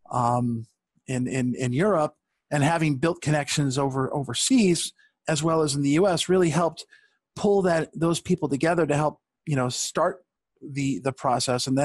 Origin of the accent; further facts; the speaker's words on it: Rochester, New York, United States; and everyone found out I was from Rochester.